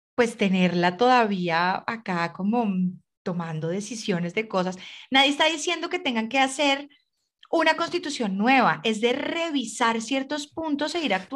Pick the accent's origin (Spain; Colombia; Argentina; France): Colombia; nosotros como colombianos tenemos mucha familia